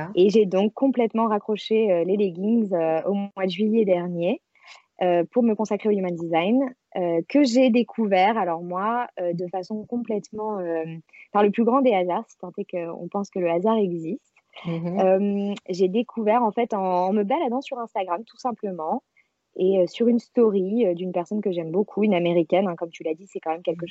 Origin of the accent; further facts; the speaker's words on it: Marseille, Provence-Alpes-Côte d'Azur, France; moved away as an adult; now in Paris, France; je vis à Paris depuis une dizaine d'années, mais je suis marseillaise d'origine